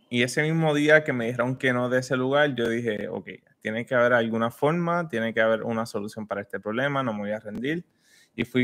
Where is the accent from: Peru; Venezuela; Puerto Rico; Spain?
Puerto Rico; now in Orlando, United States; vinimos de Puerto Rico sin nada, en busca de, de lo que sea